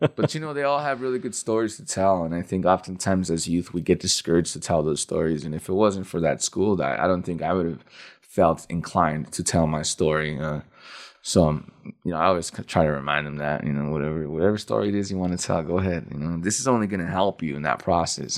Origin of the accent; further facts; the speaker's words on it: Denver, Colorado, United States; also born or lived in El Paso, Texas / Juarez, Mexico; I grew up most of the time I grew up in Denver, um, but I I was born in El Paso, Texas, um, and I lived in Juarez, Mexico until I was about I would say maybe nine or ten years old